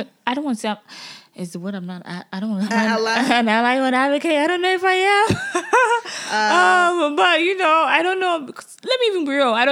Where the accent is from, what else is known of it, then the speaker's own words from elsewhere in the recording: Nigeria; moved away; growing up in Nigeria